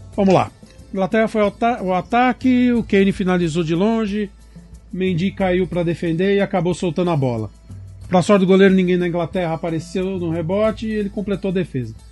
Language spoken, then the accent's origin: Portuguese; Brazil; por ser brasileiro